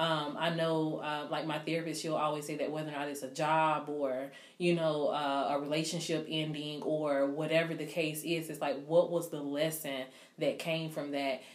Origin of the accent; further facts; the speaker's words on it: South Carolina, United States; I was from South Carolina